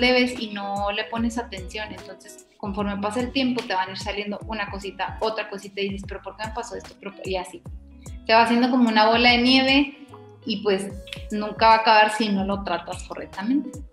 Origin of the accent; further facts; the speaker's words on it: Mexico; somos mexicanas